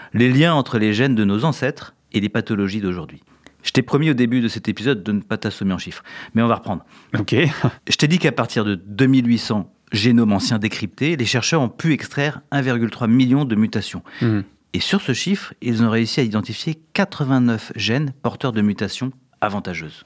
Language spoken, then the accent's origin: French; France; Chez nous, en France